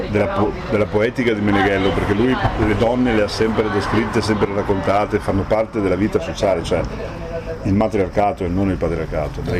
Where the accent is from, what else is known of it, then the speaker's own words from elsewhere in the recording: Treviso, Veneto, Italy; io sono trevigiano ma della sinistra piave, sono, ci sono delle sfumature che sembrano sembrano sonature ma sono cose poi di sostanza